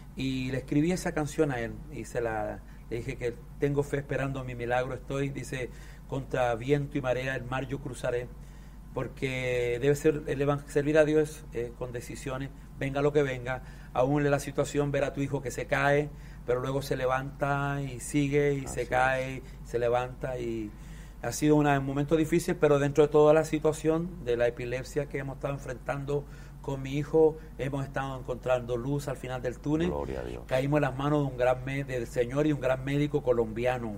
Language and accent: Spanish; Chile; yo soy andino de Chile